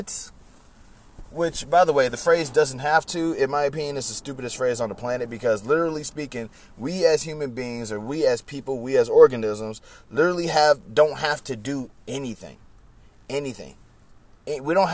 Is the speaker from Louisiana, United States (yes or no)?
yes; Baton Rouge, Louisiana, United States; moved away; Baton Rouge is my hometown